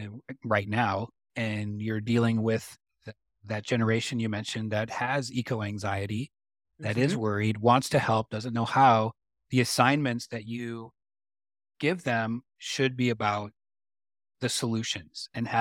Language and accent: English; Michigan, United States; And I grew up in Michigan, and I still love Detroit.